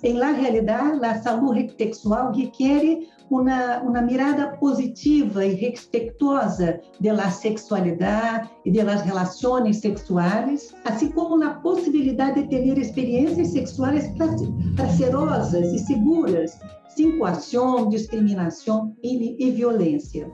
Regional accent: Brazil; eu como brasileira

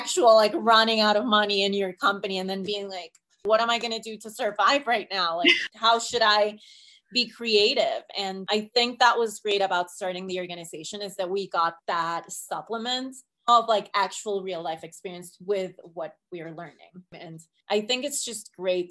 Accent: Colombia; English is a second language; moved away as an adult; now in United States; I was born in Colombia. So I was on a student visa

